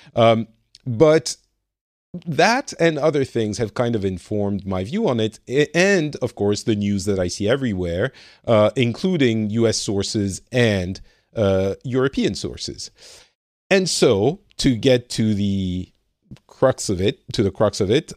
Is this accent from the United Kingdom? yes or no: no; France; now in Finland; I am originally from France. I'm currently living in Finland